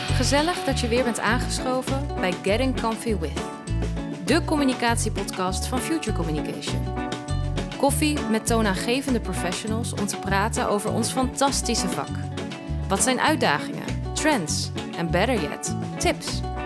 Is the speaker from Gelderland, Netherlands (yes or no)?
no; Amsterdam, North Holland, Netherlands; ik kom uit het Amsterdamse gezin